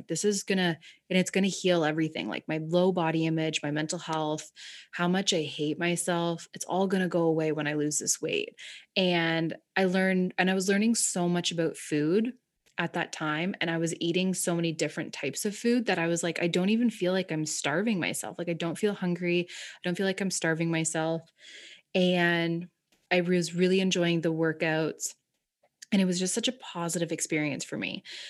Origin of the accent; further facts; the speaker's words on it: Ontario, Canada; But I grew up in Southern Ontario. And I grew up in, like, the country.